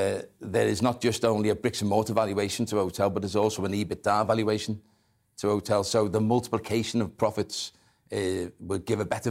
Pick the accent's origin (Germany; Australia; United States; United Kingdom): United Kingdom; Liverpool, North West England; as a Scouser